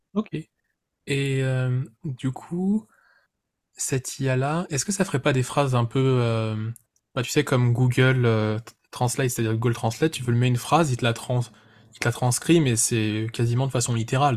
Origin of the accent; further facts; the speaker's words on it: France; en tant que Français, qui parle français